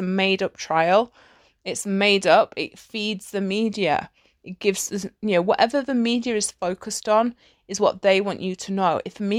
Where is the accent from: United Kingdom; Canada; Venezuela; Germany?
United Kingdom; which I find hilarious, especially as like a Brit, because the British sense of humor is fucking hilarious.